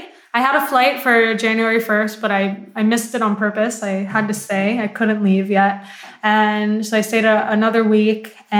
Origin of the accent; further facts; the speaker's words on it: New York, United States; now in Puerto Vallarta, Mexico; I wasn't born and raised in Mexico. I was born and raised in New York, right?